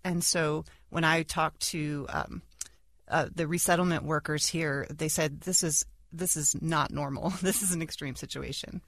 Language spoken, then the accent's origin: English; United States; I, as an American